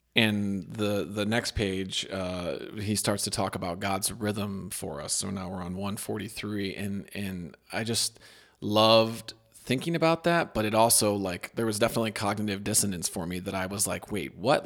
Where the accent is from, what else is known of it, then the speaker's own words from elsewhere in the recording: Midwest, United States; am I from the Midwest